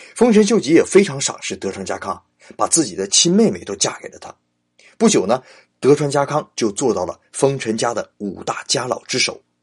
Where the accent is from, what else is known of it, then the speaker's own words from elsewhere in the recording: China; 我们中国人很不能理解